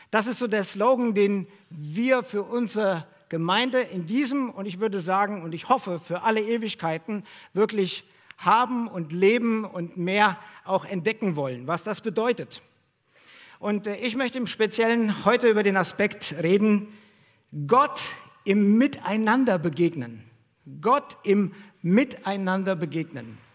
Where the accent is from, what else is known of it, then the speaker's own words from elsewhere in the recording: Hesse, Germany; moved away as an adult; now in Dresden, Germany; Ich komme ursprünglich aus Hessen und ich habe ähm, Sozialpädagogik studiert